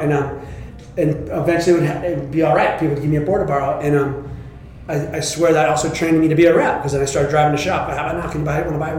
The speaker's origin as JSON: {"language": "English", "town": "Santa Cruz", "region": "California", "country": "United States", "tie": "born or raised there", "said": "back in, I think it was 1973, I moved from the Midtown Santa Cruz to two blocks from Cowles Beach."}